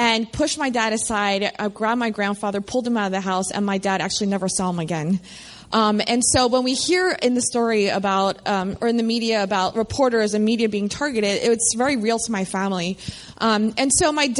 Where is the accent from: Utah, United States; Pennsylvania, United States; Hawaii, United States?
Pennsylvania, United States; Philadelphia; moved away as an adult; now in Baltimore, United States; growing up in Philadelphia, one of the main things I held onto was my faith. And I went to college in Baltimore, and that's how I ended up here.